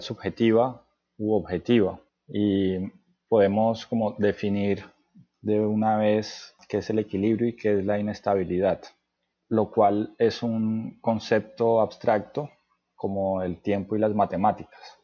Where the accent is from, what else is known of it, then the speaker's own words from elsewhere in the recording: Cartagena, Bolívar, Colombia; moved away as an adult; also born or lived in Cali / France; nací en Cali, y me crié en la ciudad de Cartagena.